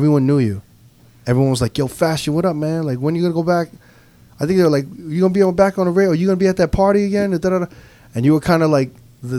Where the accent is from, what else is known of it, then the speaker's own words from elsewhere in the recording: New York, United States; I'm from New York. Me and Never from New York